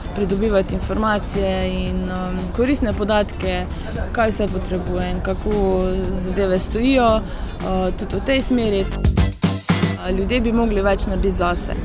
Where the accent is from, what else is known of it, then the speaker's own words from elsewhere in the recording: Mozirje, Slovenia; prihajam iz Mozirja